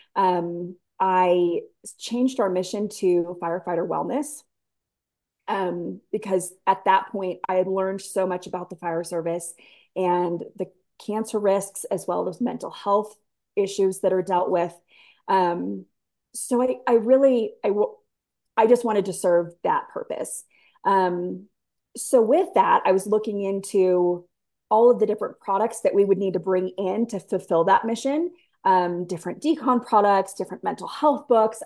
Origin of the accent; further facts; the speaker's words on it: San Diego, California, United States; moved away as an adult; I was born and raised in San Diego, so 70 and sunny every day, right?